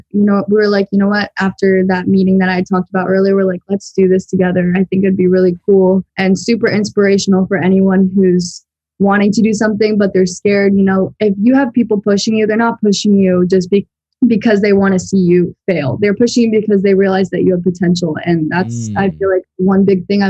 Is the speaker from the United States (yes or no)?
yes; Tampa, Florida, United States; I'm from Tampa, Florida